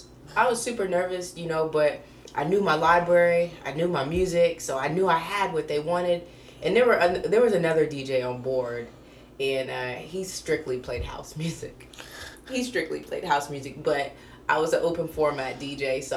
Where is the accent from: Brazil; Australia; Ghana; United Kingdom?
Australia; So, I'm an Australian. It's Australia Day.